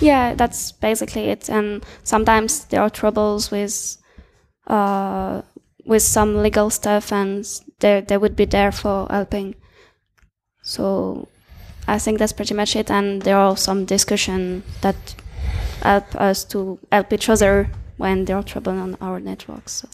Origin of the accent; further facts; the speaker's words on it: France; I'm from France.